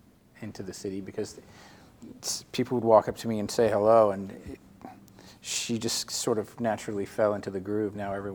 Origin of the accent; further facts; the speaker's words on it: Jacksonville, Florida, United States; now in Lake Worth, United States; Well, I grew up in North Florida